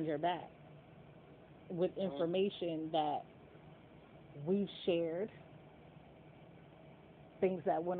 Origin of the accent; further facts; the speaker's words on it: New York, United States; now in Richmond, United States; I am from New York.